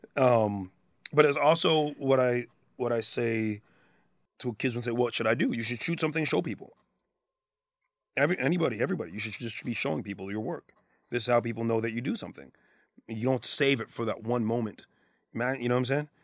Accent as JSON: {"language": "English", "country": "Canada", "said": "being Canadian"}